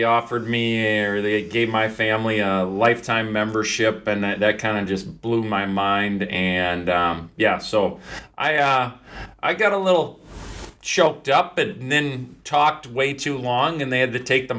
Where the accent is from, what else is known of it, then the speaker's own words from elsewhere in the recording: Faribault, Minnesota, United States; also born or lived in Alexandria, Minnesota; It's really close to my hometown of Faribault. You know, I'm staying with my parents currently.